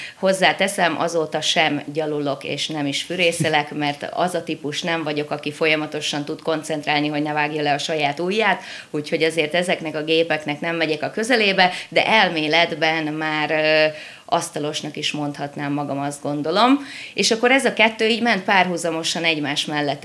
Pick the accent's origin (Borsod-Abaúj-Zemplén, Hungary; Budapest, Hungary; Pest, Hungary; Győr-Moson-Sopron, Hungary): Győr-Moson-Sopron, Hungary; Mosonmagyaróvár; Moson Magyaróvánon élek. Meséljek egy kicsit magamról. Tulajdonképpen ebben a kisvárosban születtem